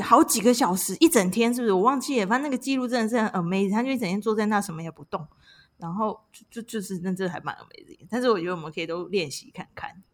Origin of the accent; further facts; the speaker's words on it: Taiwan; 我们都台湾人嘛，从小就是亚洲文化教育你浪费时间就是罪恶